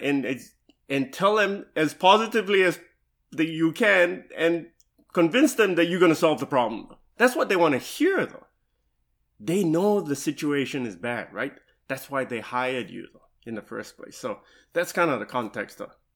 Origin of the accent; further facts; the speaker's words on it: Singapore; also born or lived in Dallas, Texas / Louisville, Kentucky / Seattle, Washington; now in Nashville, United States; I'm originally from Singapore, though, right? And I came to the U S, uh, in nineteen ninety-eight.